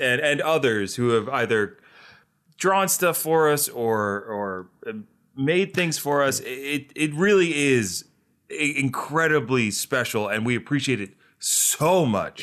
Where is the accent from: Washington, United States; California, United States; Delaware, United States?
Delaware, United States; I'm from Delaware